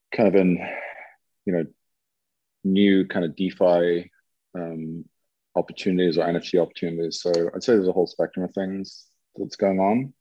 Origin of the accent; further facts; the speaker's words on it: England, United Kingdom; moved away as an adult; also born or lived in San Francisco; now in Lisbon, Portugal; I am originally from England and lived in the UK until um, 1997